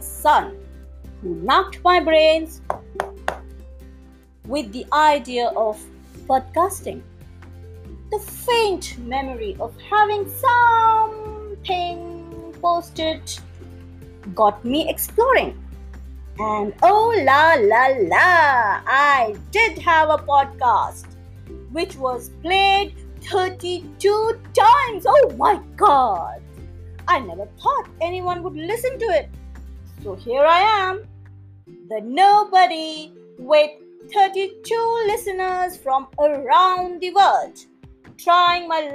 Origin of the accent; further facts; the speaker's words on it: India; I'm not from the United States, I'm from India.